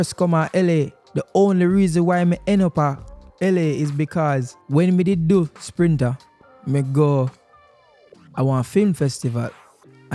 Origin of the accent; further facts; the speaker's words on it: Jamaica; as a Jamaican